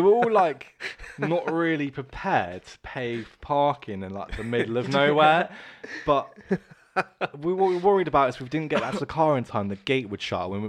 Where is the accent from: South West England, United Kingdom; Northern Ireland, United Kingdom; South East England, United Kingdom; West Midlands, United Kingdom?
South West England, United Kingdom; Bournemouth; Born and bred, like, Bournemouth, more or less. Yeah. I moved away a little bit and come back.